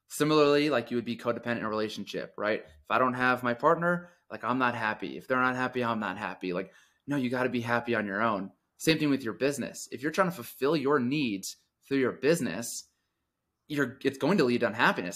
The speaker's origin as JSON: {"language": "English", "region": "Connecticut", "country": "United States", "tie": "born or raised there", "also_born_or_lived": "suburbs of New York City", "moved": "as an adult", "lives_now": "Denver, United States", "said": "I grew up in Connecticut, so I moved to the suburbs of New York City"}